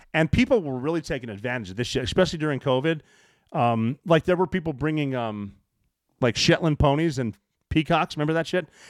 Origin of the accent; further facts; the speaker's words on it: Montana, United States; I am from Montana